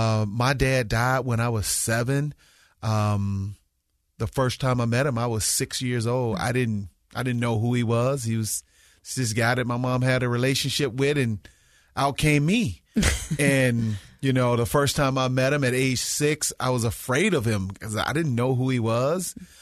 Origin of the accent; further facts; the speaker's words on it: Mississippi, United States; basketball played a big part in my life growing up in Mississippi.